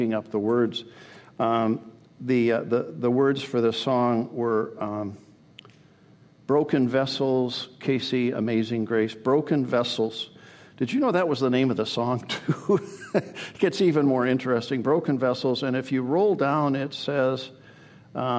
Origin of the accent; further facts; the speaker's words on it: Canada; now in United States; born in the USA, but I grew up in Canada. When I was 7, we moved to Canada